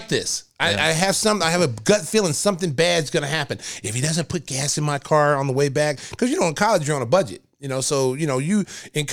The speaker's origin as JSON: {"language": "English", "town": "Lawton", "region": "Oklahoma", "country": "United States", "tie": "born or raised there", "said": "my hometown, Lawton, Oklahoma"}